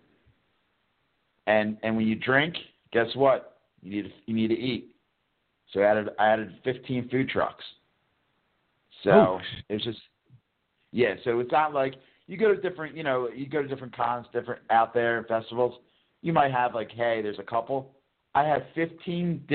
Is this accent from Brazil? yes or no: no; Bucks County, Pennsylvania, United States; moved away as an adult; also born or lived in New Orleans; I'm from originally from Bucks County